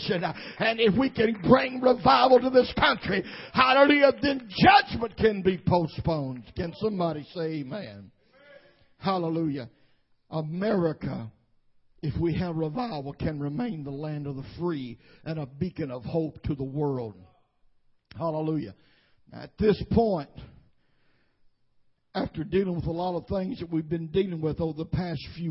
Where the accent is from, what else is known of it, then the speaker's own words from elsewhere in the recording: United States; I am proud for my heritage as an American, and I thank God that I was born in this nation above any other country.